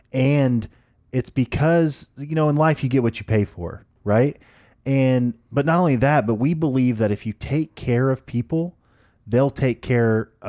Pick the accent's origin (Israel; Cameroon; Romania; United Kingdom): United Kingdom; And I was like, oh, you know, I'm from England, obviously, just joking around with them.